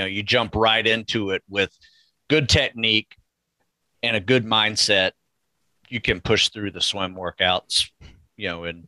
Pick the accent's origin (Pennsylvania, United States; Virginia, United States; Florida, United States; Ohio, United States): Florida, United States; North; I grew up in North Florida